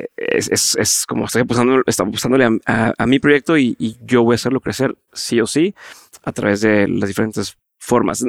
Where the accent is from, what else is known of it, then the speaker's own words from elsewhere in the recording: Monterrey, Nuevo León, Mexico; mi forma de hablar es muy directa. Mm. Así somos muchos en el norte, en, Monterrey, y eso no es tan bien recibido en otras partes del país